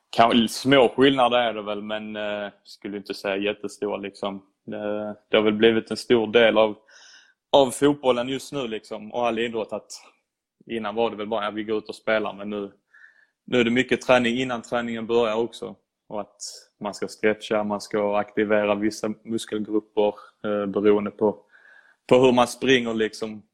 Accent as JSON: {"language": "Swedish", "country": "Sweden", "moved": "yes", "lives_now": "Italy", "said": "som svensk"}